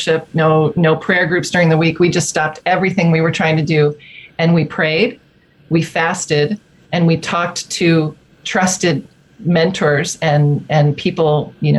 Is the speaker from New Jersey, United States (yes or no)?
yes; New Jersey, United States; moved away as an adult; now in Grand Rapids, United States; I'm an East Coast girl originally, born and raised in New Jersey